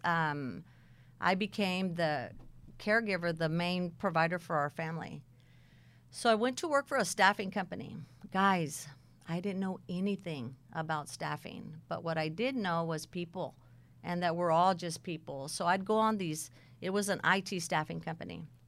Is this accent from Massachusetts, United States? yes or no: no; Texas, United States; also born or lived in San Bernardino, California; we moved to Texas, and probably about the age of fifteen